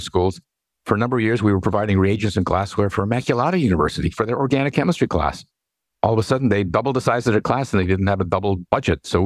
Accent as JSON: {"language": "English", "town": "Los Angeles", "region": "California", "country": "United States", "tie": "born or raised there", "also_born_or_lived": "New Orleans, Louisiana / West Point, Pennsylvania", "moved": "as an adult", "lives_now": "Pennsylvania, United States", "said": "I am native of California. I was born in Los Angeles, and I did my bachelor's, master's, and PhD at California schools"}